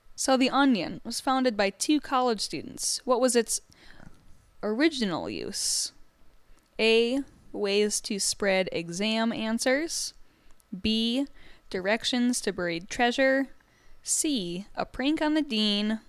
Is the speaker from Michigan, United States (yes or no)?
yes; Michigan, United States; I'm from Michigan